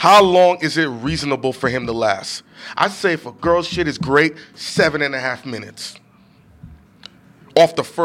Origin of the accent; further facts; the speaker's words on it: New York City, New York, United States; He's from Brooklyn, just like me